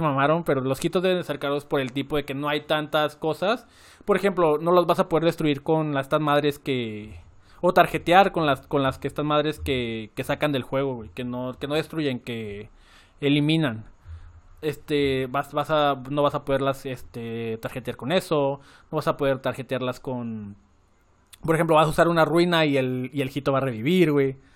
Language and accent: Spanish; Guadalajara, Jalisco, Mexico; Yo era de Guadalajara, eh, bueno, soy de Guadalajara